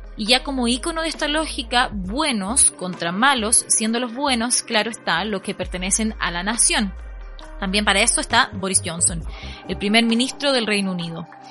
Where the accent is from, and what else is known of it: Chile